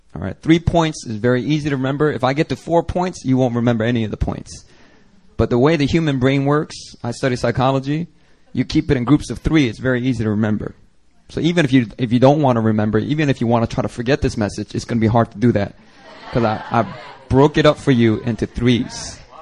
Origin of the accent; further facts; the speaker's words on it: Philadelphia, Pennsylvania, United States; moved away as an adult; I grew up in Philly, and the church that I grew up